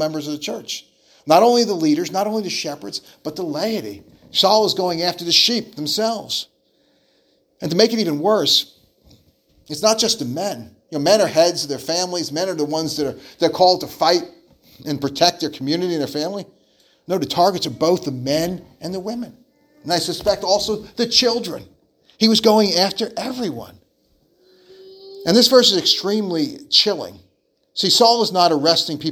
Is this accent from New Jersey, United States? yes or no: yes; New Jersey, United States; growing up in New Jersey, it was a very heavy Jewish area